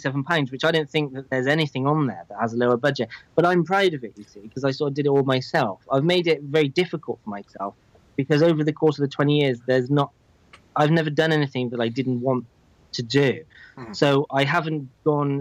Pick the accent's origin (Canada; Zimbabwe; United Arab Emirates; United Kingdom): United Kingdom; England; I'm obviously English, but I've always lived here in England.